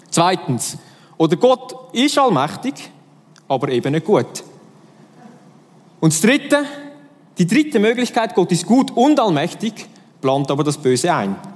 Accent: Switzerland; ich bin Schweizer durch und durch

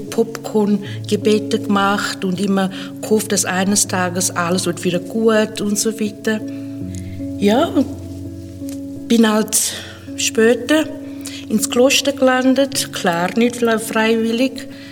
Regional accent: Zimbabwe; now in Switzerland; Ich bin aufgewachsen in Afrika, in Simbabwe und seit einigen Jahren schon in der Schweiz

